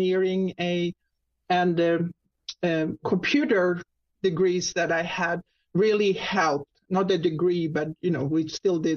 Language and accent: English; Sweden; accent: Swedish; English is a second language; moved away as an adult; now in Jacksonville, United States; I'm actually Swedish. People usually hear my little accent there. So it's Swedish. And I moved to the U.S. About 30 years ago